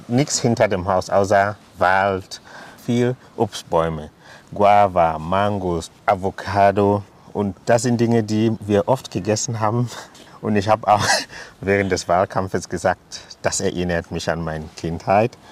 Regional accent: Limbe, Southwest Region, Cameroon; German is a second language; moved away as an adult; now in Heubach, Germany; Ich habe in Limbe gewohnt. Ich bin dort aufgewachsen, in die Schule gegangen.

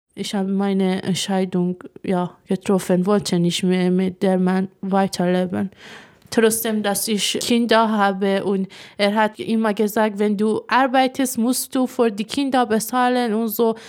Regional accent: Iran; German is a second language; moved away as an adult; now in Germany; Iran, wo ich groß geworden bin

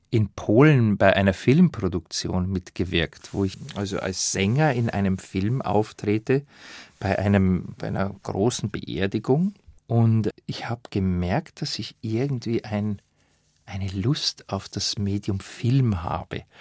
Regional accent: Bavaria, Germany; bekommt man ja nur einmal im Leben, dass man mit einem Schrammelquartett Wiener Lieder einspielen darf als Bayer.

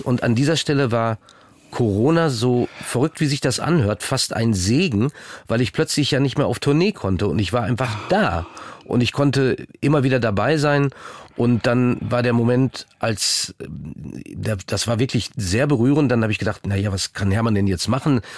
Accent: North Rhine-Westphalia, Germany; moved away as an adult; Ich bin ja auch aus Ostwestfalen weggegangen

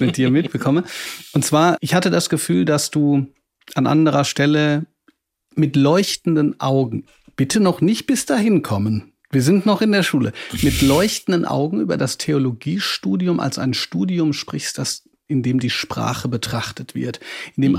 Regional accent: Ruhr area, North Rhine-Westphalia, Germany; ich komme nämlich auch aus dem Ruhrgebiet

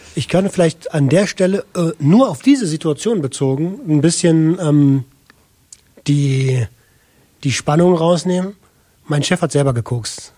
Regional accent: Berlin, Germany; ich komme aus Berlin, habe mhm. ähm, als äh, Jugendlicher relativ perspektivlos gelebt

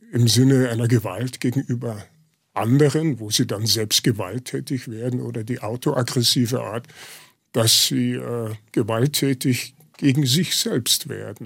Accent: Lower Bavaria, Germany; moved away; also born or lived in Munich suburb, Germany / Munich, Germany; meine Identität war primär Niederbayer

